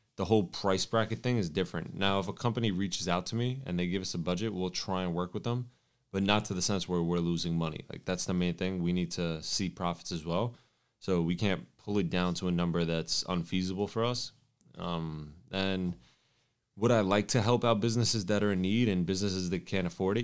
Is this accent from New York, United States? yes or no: yes; New York City, New York, United States; I'm from New York and we have an office based in New York